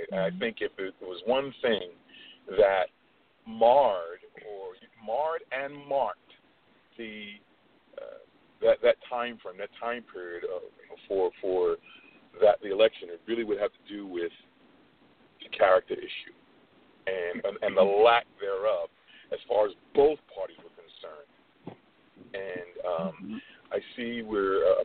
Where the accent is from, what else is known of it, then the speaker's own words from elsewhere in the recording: New York, United States; I'm born and bred in New York, Brooklyn, New York